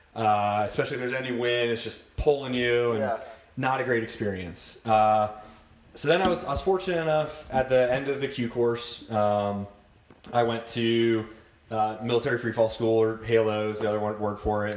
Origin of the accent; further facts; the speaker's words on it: Lewis Center, Ohio, United States; also born or lived in Cleveland, Ohio / Westerville, Ohio; from Ohio, Cleveland born. Uh, lived up there first few years of my life, and then uh, moved down to Westerville, Ohio, um, and then pretty much spent the rest of the time growing up Lewis Center area